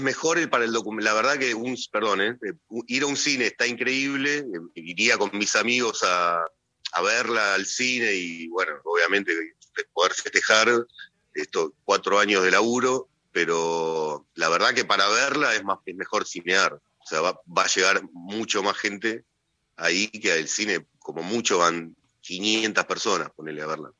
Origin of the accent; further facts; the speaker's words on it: Hurlingham, Buenos Aires Province, Argentina; Yo soy de Burlingame